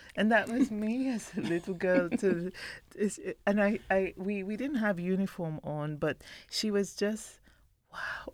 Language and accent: English; Belize; now in London, United Kingdom; I was born in Belize